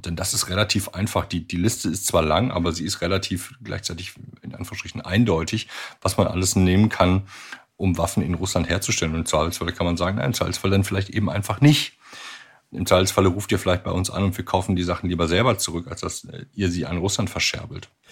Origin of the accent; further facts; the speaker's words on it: Germany; bei uns in Deutschland